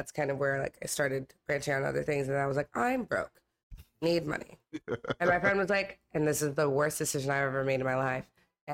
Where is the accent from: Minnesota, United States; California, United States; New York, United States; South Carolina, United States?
California, United States; Torrance; I'm born and raised in Los Angeles. I grew up in the South Bay. I grew up in Torrance